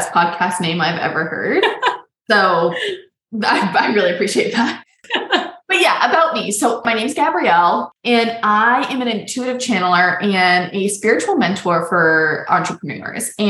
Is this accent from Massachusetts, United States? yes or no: yes; Boston, Massachusetts, United States; moved away as an adult; also born or lived in New York; now in New Mexico, United States; I'm from Boston